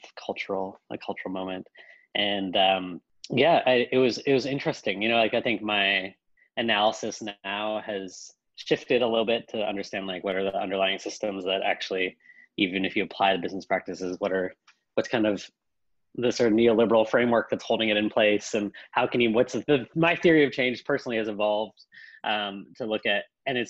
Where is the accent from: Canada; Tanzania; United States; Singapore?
Canada; I come from Canada. I am fifth generation Canadian